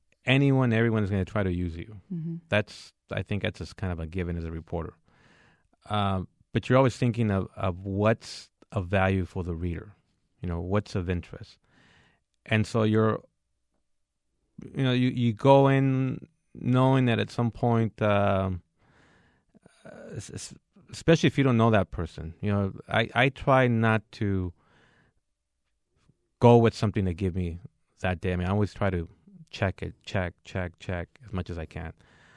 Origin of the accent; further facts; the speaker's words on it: Mexico; born there; I was born in Mexico, but I'm a U.S. citizen. I'm an American.